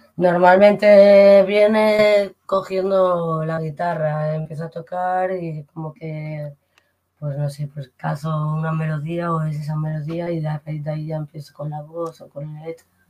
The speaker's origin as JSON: {"language": "Spanish", "town": "Alicante", "region": "Valencian Community", "country": "Spain", "moved": "as an adult", "lives_now": "Madrid, Spain", "said": "soy de Alicante y nada, me fui con pues ya llevo en Madrid unos 16 años"}